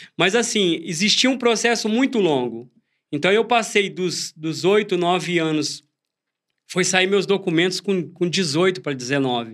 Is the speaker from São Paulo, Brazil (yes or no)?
yes; Franca, São Paulo, Brazil; also born or lived in Jardinópolis; now in Brodowski, Brazil; eu cresci quase que a minha infância lá na cidade de Franca